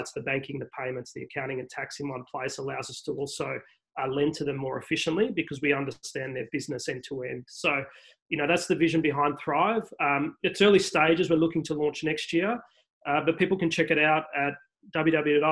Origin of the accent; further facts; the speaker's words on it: Melbourne, Victoria, Australia; moved away; I grew up in Moonee Ponds